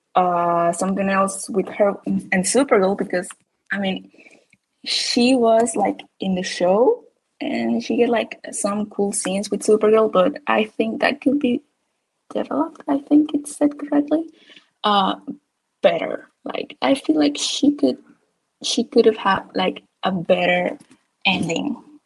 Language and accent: English; Panama; English is a second language; I'm, I'm from Panama.